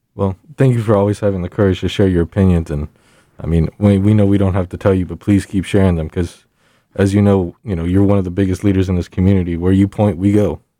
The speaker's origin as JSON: {"language": "English", "town": "San Antonio", "region": "Texas", "country": "United States", "said": "I'm from San Antonio"}